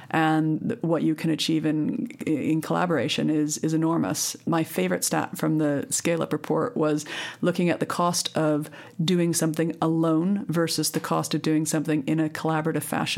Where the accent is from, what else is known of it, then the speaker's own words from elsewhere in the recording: Canada; now in United Kingdom; I come from Canada, which has had a whole series of coalition governments